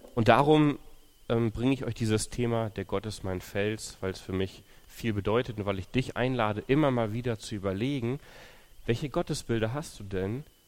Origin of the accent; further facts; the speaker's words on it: Löhne, North Rhine-Westphalia, Germany; moved away as an adult; also born or lived in Ukraine / Thuringia; now in Ibbenbüren, Germany; ich bin in Ostwestfalen aufgewachsen, also Löhne, Bad Oeynhausen, da die Ecke.